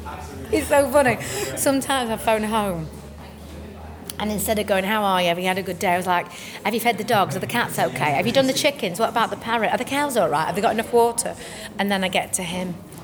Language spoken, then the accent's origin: English; England, United Kingdom; accent: northern English; It's actually lovely to play something that's so close to my accent, because it's either, for me, Shirley was Liverpool and Abigail's Party. You know, she was from, you know, East End and stuff like that. So I quite like playing a northerner.